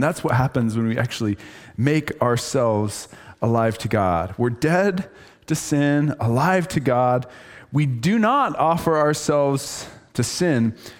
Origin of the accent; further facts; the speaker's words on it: Idaho, United States; And just so you know, I'm from Idaho